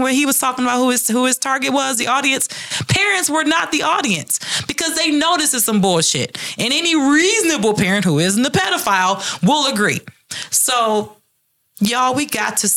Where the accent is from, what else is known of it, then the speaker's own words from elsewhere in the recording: Detroit, Michigan, United States; And I grew up in Detroit in the ghetto where crime and drug was rampant